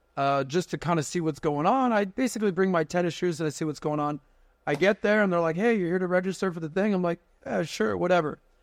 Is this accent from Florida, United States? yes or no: yes; Miami, Florida, United States; born and raised in Miami